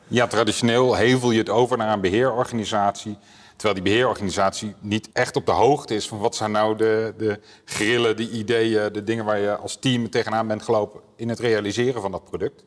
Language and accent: Dutch; Apeldoorn, Gelderland, Netherlands; Kom uit Apeldoorn